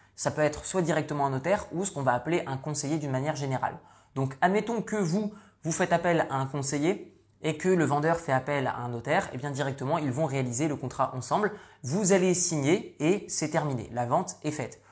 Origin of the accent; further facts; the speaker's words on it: northern France, France; moved away; je suis issu du nord de la France, j'ai quitté la France il y a de ça de nombreuses années